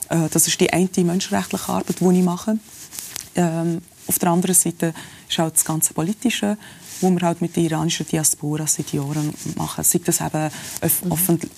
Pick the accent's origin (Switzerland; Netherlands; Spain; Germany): Switzerland; born there; All die Privilegien, die ich da als Schweizer Iranerin habe, oder ich bin hier auf die Welt in der Schweiz, aber mit dem ganzen Background